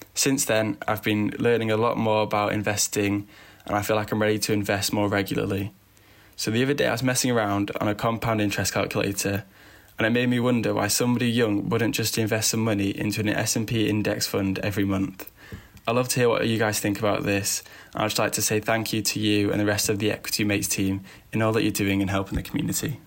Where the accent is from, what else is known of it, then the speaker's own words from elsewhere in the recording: England, United Kingdom; I'm a seventeen-year-old student from England, if you couldn't tell from my accent.